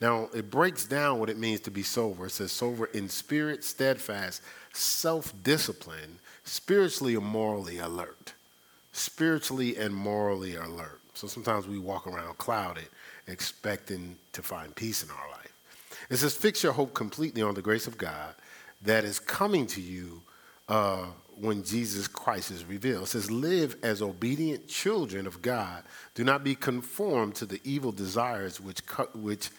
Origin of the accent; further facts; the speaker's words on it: Newark, New Jersey, United States; born and raised in Newark, New Jersey, I was trained not to trust anybody